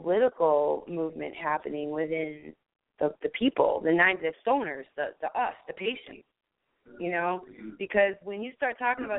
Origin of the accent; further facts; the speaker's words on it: New York, United States; Hey, I'm from New York, careful, man.